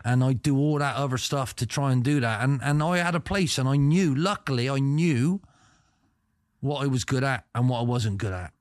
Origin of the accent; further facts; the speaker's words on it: England, United Kingdom; I come from England